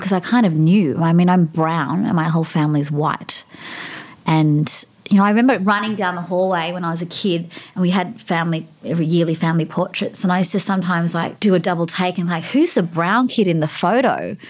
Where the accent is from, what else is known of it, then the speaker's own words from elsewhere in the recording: Sydney, New South Wales, Australia; also born or lived in the hills; I was born in Paddington, actually. I was a baby of the Royal Hospital for Women